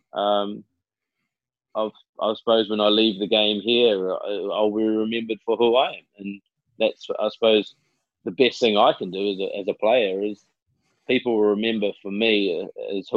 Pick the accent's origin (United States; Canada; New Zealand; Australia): New Zealand; moved away as an adult; growing up in New Zealand